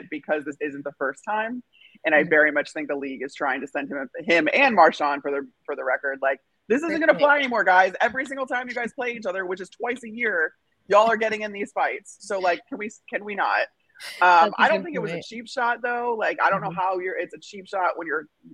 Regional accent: outside Chicago, Illinois, United States; I grew up outside Chicago.

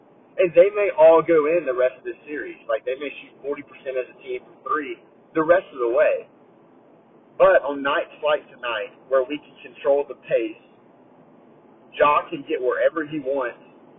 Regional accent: New Jersey, United States; I grew up in Jersey. I'm used to this. This is how I grew up.

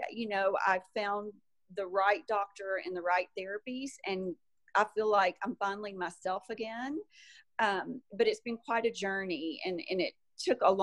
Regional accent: Arkansas, United States; also born or lived in Salt Lake City, Utah / California; I am from Arkansas originally and still have a home there

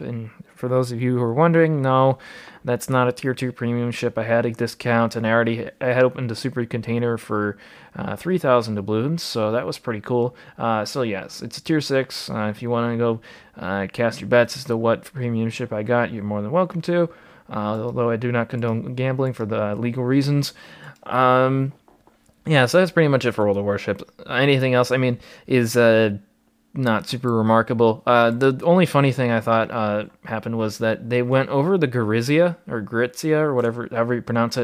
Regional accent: Wisconsin, United States; my home state

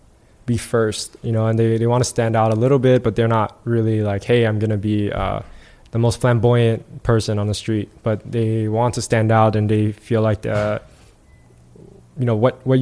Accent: New York City, New York, United States; me growing up in New York

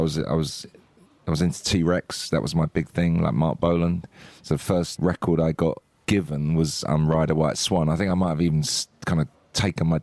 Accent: Hartley, South East England, United Kingdom; also born or lived in Dartford / Gravesend; I grew up in Kent and I was in a village actually called Hartley

